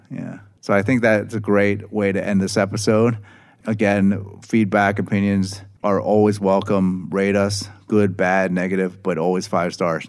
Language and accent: English; Philadelphia, Pennsylvania, United States; I'm personally from Philadelphia